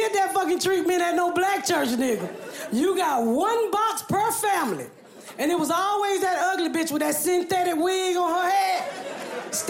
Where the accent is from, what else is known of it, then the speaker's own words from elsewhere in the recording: Atlanta, Georgia, United States; when I grew up here in Atlanta